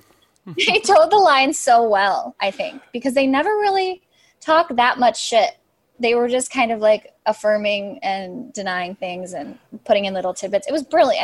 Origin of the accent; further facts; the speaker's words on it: Chicago, Illinois, United States; I'm from Chicago, I'm from the suburbs